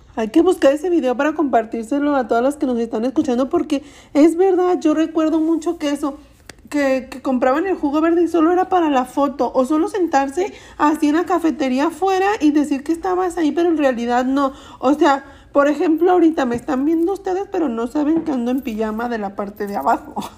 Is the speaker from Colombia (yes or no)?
no; Mexico; soy mexicana